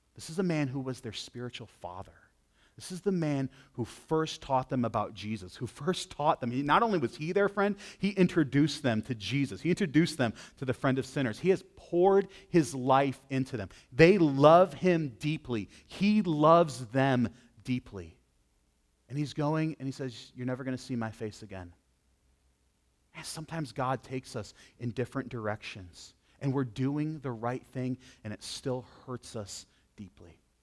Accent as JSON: {"language": "English", "region": "Western New York", "country": "United States", "tie": "born or raised there", "said": "I grew up in Western New York"}